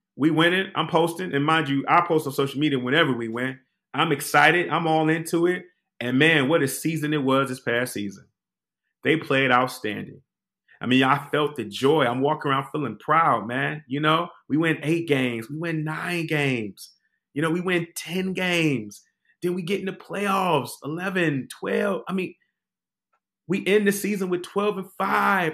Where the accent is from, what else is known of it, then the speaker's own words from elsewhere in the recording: Detroit, Michigan, United States; now in Washington, D.C., United States; a native Detroiter, born and raised on the West Side